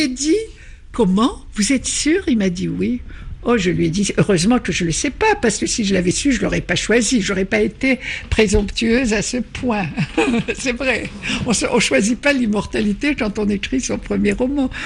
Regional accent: Algeria; first language Arabic (Algerian dialect); French is a second language; moved away as an adult; also born or lived in France; mon origine, à ma culture, à mon pays natal

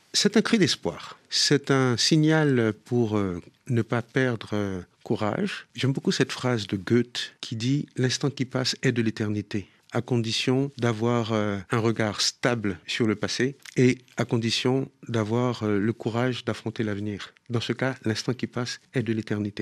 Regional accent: Haiti

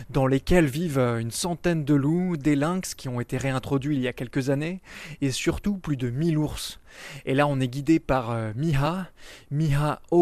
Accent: France; moi, par exemple, en tant que Français

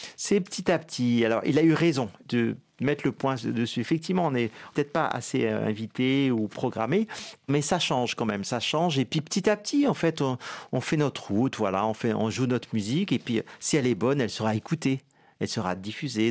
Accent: Guadeloupe; moi, je suis guadeloupéen

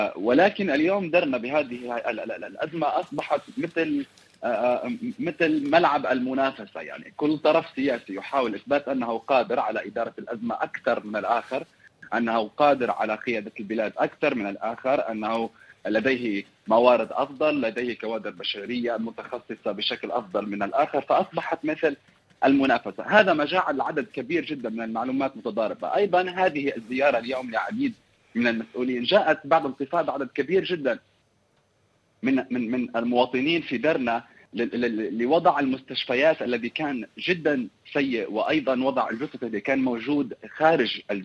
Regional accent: Libya; انفسنا كليبيين بالكامل

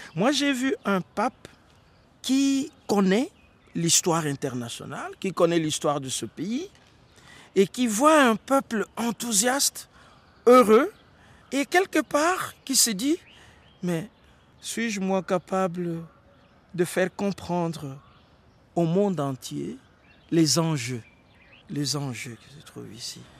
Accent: DR Congo; chez nous au Congo

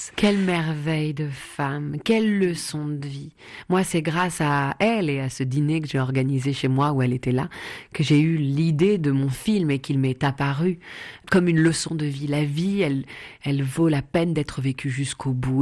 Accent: Paris, Île-de-France, France; 110 rue du Faubourg Poissonnière, c'est là où j'ai grandi

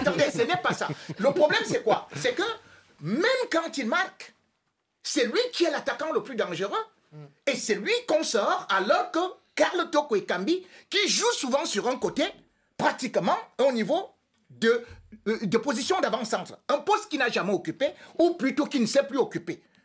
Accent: Cameroon; je suis Camerounais

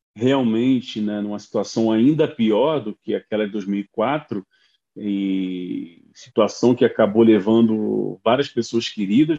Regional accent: São Gonçalo, Rio de Janeiro, Brazil; moved away; com minha infância em São Gonçalo

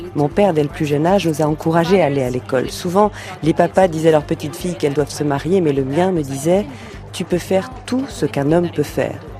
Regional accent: Bukavu, South Kivu, DR Congo; now in California, United States; Je suis né en RDC à l'est du pays, plus particulièrement à Bukavu dans le Sud Kivu

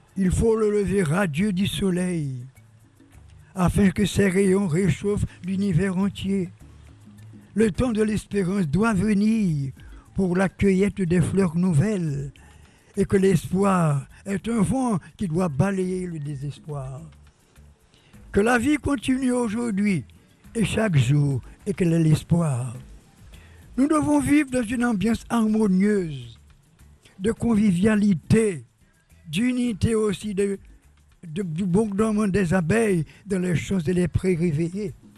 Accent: Jérémie, Grand'Anse, Haiti; ma ville natale et du pays de mon père

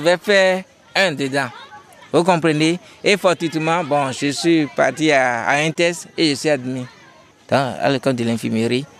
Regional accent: Benin; chez nous au Bénin

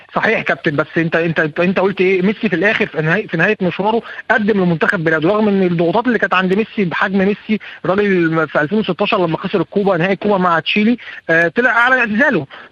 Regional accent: Egypt; now in Istanbul, Turkey; واحنا اصلا كمصريين

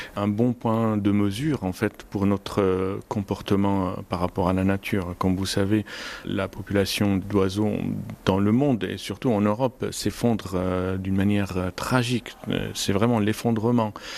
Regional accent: Homs, Homs Governorate, Syria; moved away as an adult; now in France; La Syrie, ça reste mon pays d'origine

